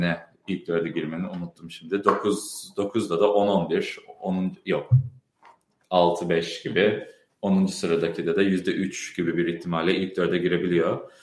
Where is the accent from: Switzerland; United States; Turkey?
United States; Chicago, Illinois; moved away as an adult; now in Boston, United States; Ben Chicago'da doğdum, büyüdüm. O yüzden yani Türkçemde bir aksan falan duyabiliyorsunuz.